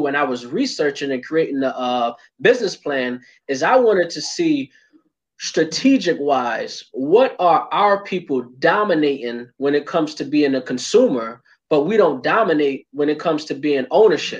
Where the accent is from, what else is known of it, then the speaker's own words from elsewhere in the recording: Hartford, Connecticut, United States; I'm from Hartford, Connecticut. Born and raised my whole life